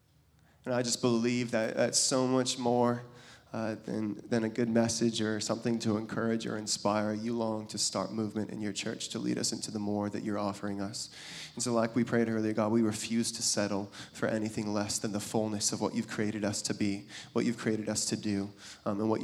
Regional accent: Kirkland, Washington, United States; I grew up in Seattle, and a little, if anybody knows Kirkland

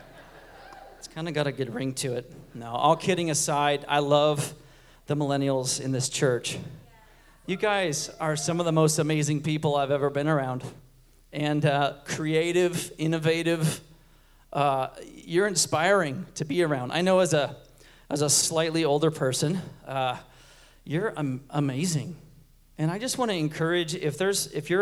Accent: Huntington Beach, California, United States; I'm from Huntington Beach, California, and I'm 47 years old

